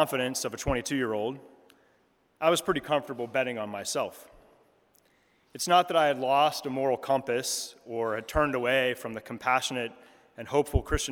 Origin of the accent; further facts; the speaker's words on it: Delaware, United States; moved away as an adult; also born or lived in Chicago; My brother and I were raised in the Episcopal Church in Delaware